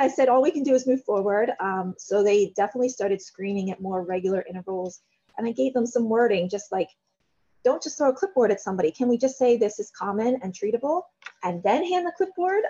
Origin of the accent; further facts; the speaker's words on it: Carlisle, Pennsylvania, United States; I'm a lifer. I'm 3 minutes down the road on the same road